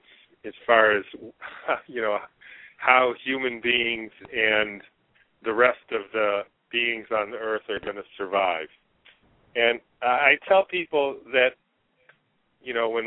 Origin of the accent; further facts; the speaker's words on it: Detroit, Michigan, United States; moved away as an adult; also born or lived in Swaziland / New Hampshire; I was born and raised in Detroit, Michigan